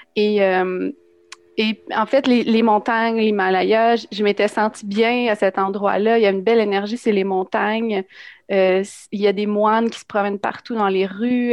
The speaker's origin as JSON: {"language": "French", "town": "Drummondville", "region": "Quebec", "country": "Canada", "said": "je viens de Drummondville"}